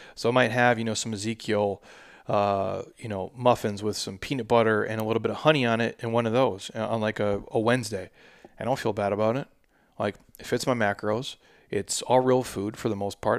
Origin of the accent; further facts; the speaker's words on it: Midwest, United States; I'm from the Midwest, and that's just, that's just how I grew up